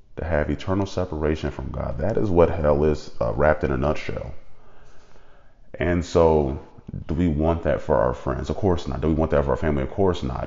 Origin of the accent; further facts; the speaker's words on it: United States; being an American